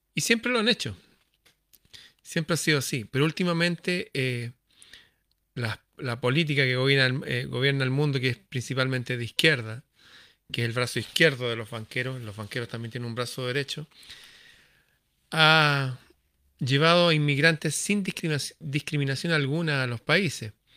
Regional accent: Chile; mi país, Chile

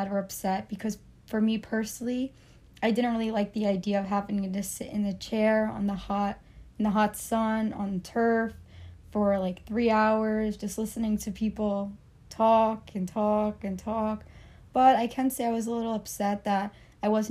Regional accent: Cliffside Park, New Jersey, United States; I was also born and raised in New Jersey in a town called Cliffside Park

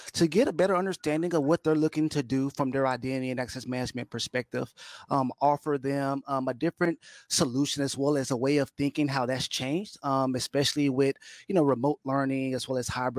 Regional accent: Dallas, Texas, United States; now in Katy, United States; born and raised Dallas, Texas. I live here in Katy, Texas now, west of Houston.

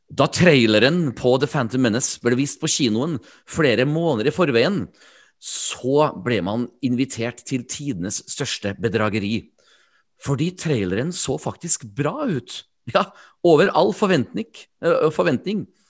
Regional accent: Trøndelag, Norway; Jeg er jo trønder

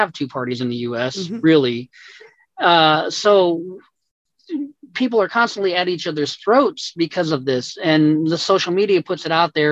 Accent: Texas, United States; now in Tennessee, United States; I'm from Texas. My brother is still down there

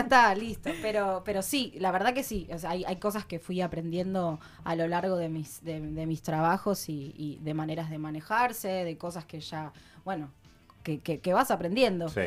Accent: Mar del Plata, Buenos Aires Province, Argentina; moved away as an adult; now in Lago Puelo, Argentina; soy de Mar del Plata.

